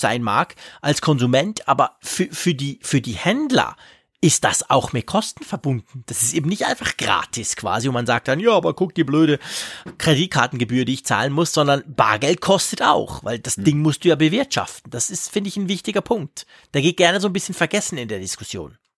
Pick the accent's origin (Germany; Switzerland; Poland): Switzerland; bei uns in der Schweiz